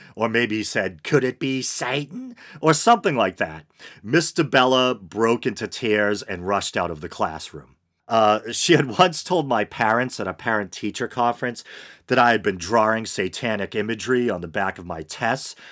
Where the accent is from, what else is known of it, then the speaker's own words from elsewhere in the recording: Massachusetts, United States; my home state, Massachusetts